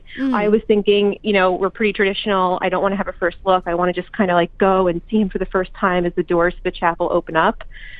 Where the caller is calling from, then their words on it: Maywood, New Jersey, United States; I am in Maywood, New Jersey